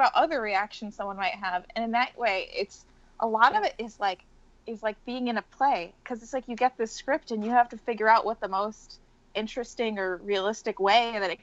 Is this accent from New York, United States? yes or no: yes; New York, United States; As a New Yorker